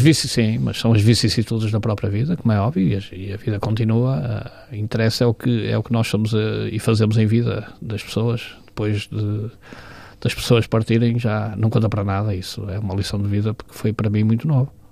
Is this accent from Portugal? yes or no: yes; Porto, Norte, Portugal; Nasci em Miragaia, na freguesia de Miragaia.